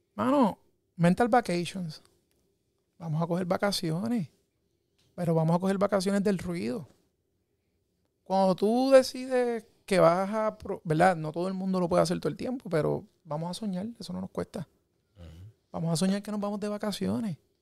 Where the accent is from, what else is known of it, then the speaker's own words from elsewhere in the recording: Puerto Rico; como puertorriqueños